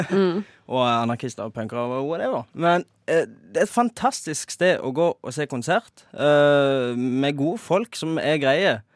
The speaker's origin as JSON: {"language": "Norwegian", "region": "Rogaland", "country": "Norway", "said": "Ja, i hvert fall nede der jeg kommer ifra. Der har det jo, eller ikke akkurat der, men i Rogaland"}